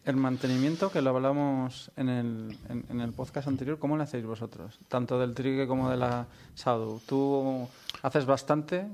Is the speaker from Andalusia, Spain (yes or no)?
no; Valladolid, Castile and León, Spain; now in Catalonia, Spain; soy de aquí, pero vivo fuera